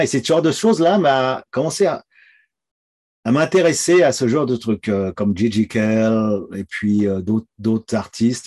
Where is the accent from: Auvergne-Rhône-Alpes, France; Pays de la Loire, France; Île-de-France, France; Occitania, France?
Île-de-France, France; Domont; moved away as an adult; also born or lived in Épinay-sur-Seine, France; now in Toronto, Canada; j'ai vécu dans la banlieue nord de Paris, euh, dans une ville qui s'appelle Daumont. Euh, c'est à 20 km de Paris